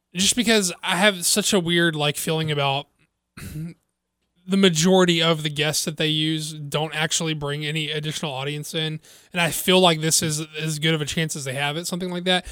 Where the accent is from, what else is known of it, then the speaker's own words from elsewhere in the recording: the South, United States; I'm from the South